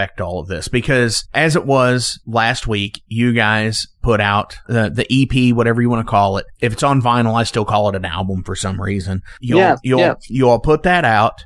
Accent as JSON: {"language": "English", "town": "Louisville", "region": "Kentucky", "country": "United States", "said": "I'm from Louisville and it's getting really cold here"}